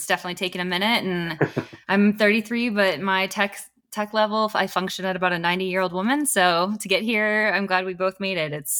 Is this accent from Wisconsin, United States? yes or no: yes; Wisconsin, United States; now in Colorado, United States; I was born in Wisconsin.